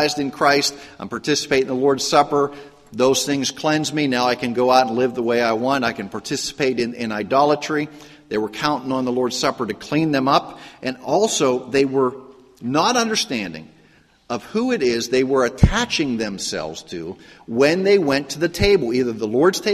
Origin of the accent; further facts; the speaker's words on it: Pittsburgh, Pennsylvania, United States; I grew up in Pittsburgh, and it was a very ethnic area, a very very Roman Catholic area